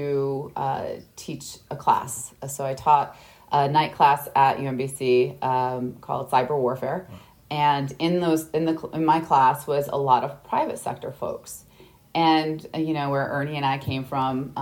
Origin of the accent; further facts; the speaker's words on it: Midwest, United States; I'm from the Midwest, so I'm used to the cold winters